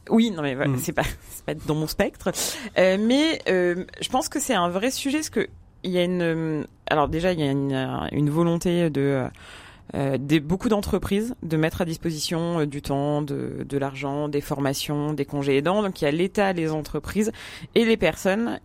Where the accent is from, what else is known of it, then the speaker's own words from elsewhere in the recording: Paris, Île-de-France, France; je suis parisienne, trentenaire